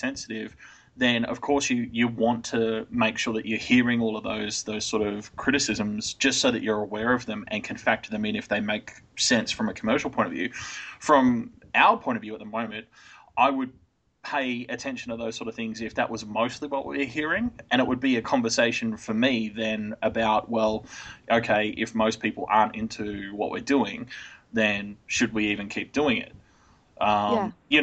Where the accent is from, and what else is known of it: Australia